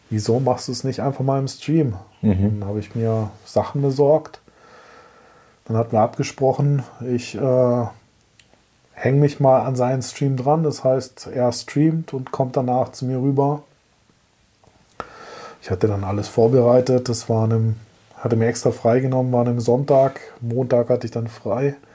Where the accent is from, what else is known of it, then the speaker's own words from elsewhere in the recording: Germany; komme aus Deutschland